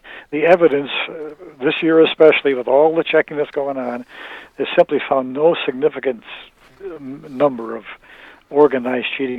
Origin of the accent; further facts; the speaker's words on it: Chicago, Illinois, United States; I grew up around the Chicago area